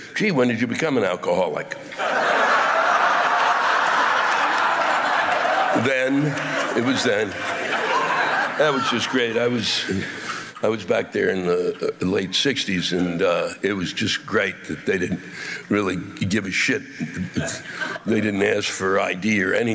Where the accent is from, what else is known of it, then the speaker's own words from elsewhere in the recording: Maryland, United States; the state I was born in, Maryland